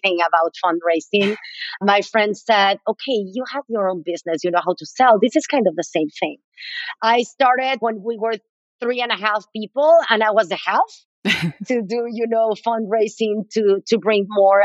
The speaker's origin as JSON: {"language": "English", "region": "Mexico City", "country": "Mexico", "also_born_or_lived": "Boston / San Francisco", "moved": "as an adult", "lives_now": "United States", "said": "I am from Mexico City. I moved to the U.S. about 24 years ago. to go to graduate school."}